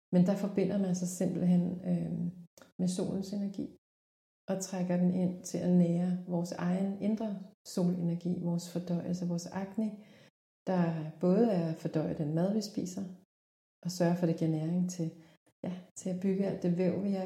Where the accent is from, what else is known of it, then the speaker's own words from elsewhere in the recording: South Korea; now in Denmark; i Korea, hvor jeg er fra oprindeligt